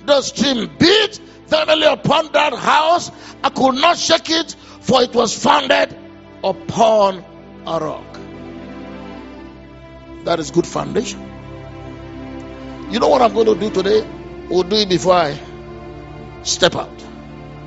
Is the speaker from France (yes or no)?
no; Offa, Kwara, Nigeria; we're from Ofa.